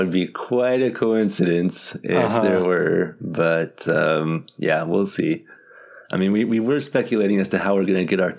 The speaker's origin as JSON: {"language": "English", "country": "United States", "said": "being an American like me"}